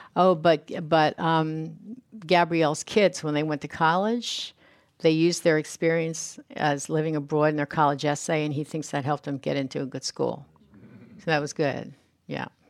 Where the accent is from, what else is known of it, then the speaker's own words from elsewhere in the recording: United States; I don't speak French. I'm a, I'm American. I speak English